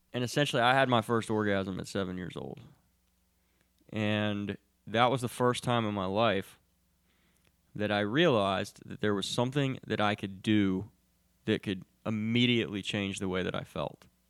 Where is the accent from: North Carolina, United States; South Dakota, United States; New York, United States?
North Carolina, United States; Charlotte; I grew up, I grew up here in Charlotte